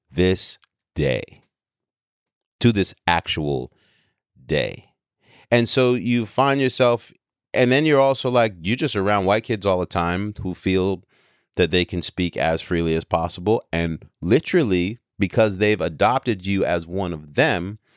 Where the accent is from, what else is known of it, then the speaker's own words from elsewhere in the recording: New York, United States; because I grew up in New York during the birth of hip hop, because I have this international background, because I've grown up around the world traveling with my father as a jazz musician